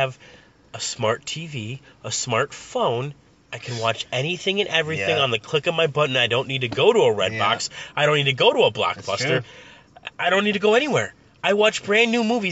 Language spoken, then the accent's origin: English; Chicago, Illinois, United States; accent: Chicago; also born or lived in Cicero / Downers Grove; I grew up in Chicago